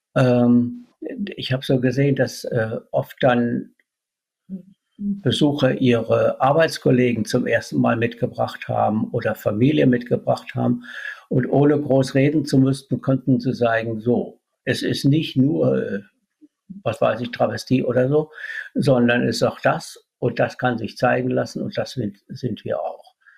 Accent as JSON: {"language": "German", "town": "Idar-Oberstein", "region": "Rhineland-Palatinate", "country": "Germany", "moved": "as an adult", "lives_now": "Cologne, Germany", "said": "Wo ich herkomme, das ist aus Kirchenbollenbach, das liegt bei Mittelbollenbach und Nahbollenbach"}